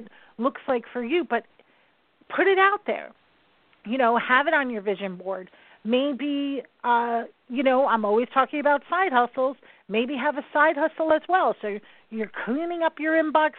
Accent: New York, United States; I'm a New Yorker

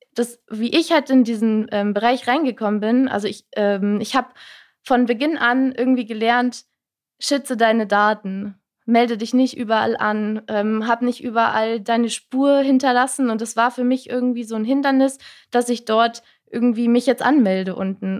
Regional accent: Rhine-Main area, Germany; ich komme eigentlich äh, raus aus dem Rhein-Main-Gebiet

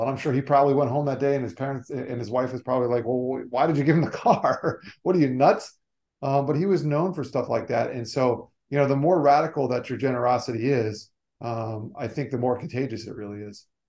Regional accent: South Florida, United States; also born or lived in New York; I grew up in South Florida, moved down here when I was three, still live here to this day

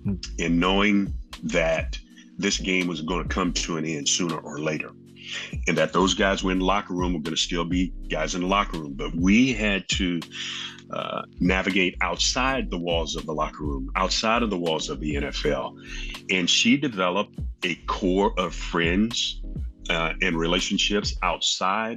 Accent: Jacksonville, Florida, United States; I grew up in Jacksonville, Florida.

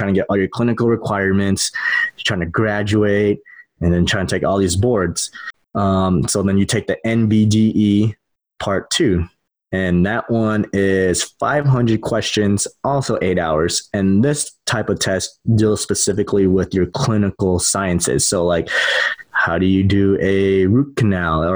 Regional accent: San Diego, California, United States; moved away as an adult; also born or lived in Midwest; now in Ohio, United States; I'm from San Diego. I went to the Midwest

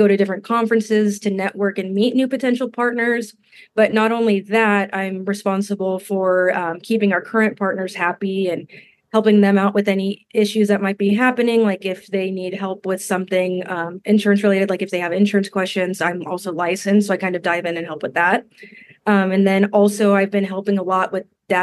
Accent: Denver, Colorado, United States; now in Kansas City, United States; I'm originally from Denver

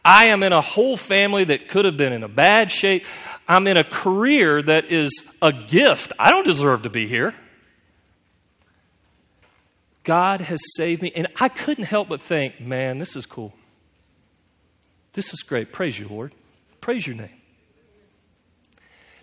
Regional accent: United States; us to do as American Christians

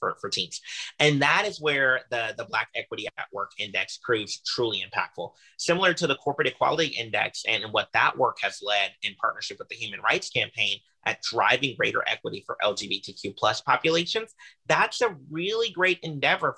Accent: Houston, Texas, United States; I was raised by a single parent, by my mother, in Houston, Texas

